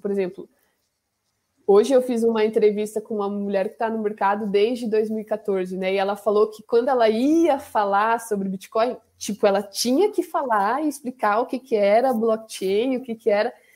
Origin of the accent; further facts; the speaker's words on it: Camanducaia, Minas Gerais, Brazil; sou de Minas, né? De Camanducaia